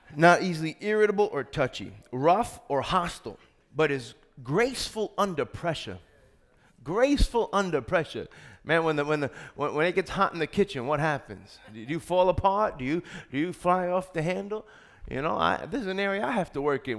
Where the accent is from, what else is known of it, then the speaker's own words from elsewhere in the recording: New York, United States; I'm from New York